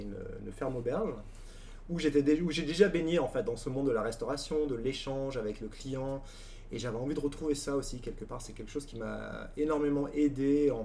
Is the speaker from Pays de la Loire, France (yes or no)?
no; Champagne, Grand Est, France; moved away; also born or lived in Dijon / Burgundy; je viens donc de Champagne